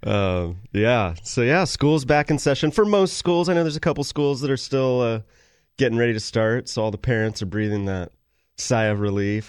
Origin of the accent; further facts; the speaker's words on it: Sacramento, California, United States; I grew up in Sacramento